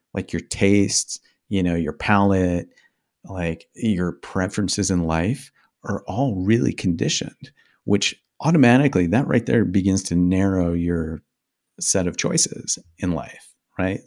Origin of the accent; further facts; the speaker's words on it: Midwest, United States; I grew up in the Midwest